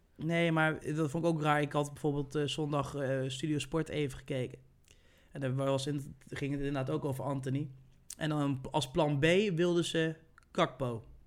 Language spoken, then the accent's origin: Dutch; Netherlands; wij als Nederlanders